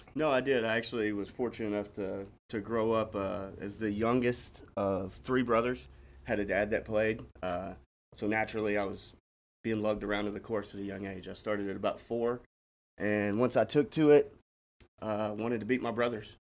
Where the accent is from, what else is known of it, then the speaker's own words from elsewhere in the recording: Smyrna, Tennessee, United States; I grew up in Smyrna